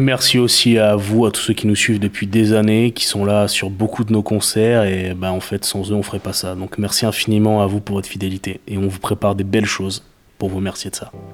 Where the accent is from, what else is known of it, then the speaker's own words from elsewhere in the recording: Bordeaux, Nouvelle-Aquitaine, France; also born or lived in Saint-Aubin; même si on est bordelais